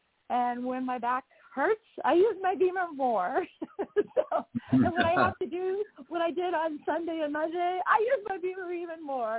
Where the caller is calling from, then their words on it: just south of Salt Lake, Utah, United States; I am calling in from just south of Salt Lake in Utah.